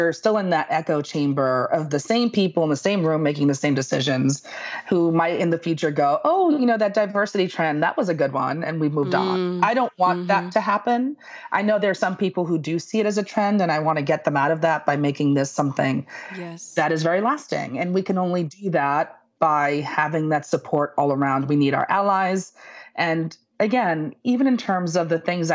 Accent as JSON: {"language": "English", "town": "New York City", "region": "New York", "country": "United States", "tie": "born or raised there", "said": "I am Puerto Rican. I grew up in the Bronx"}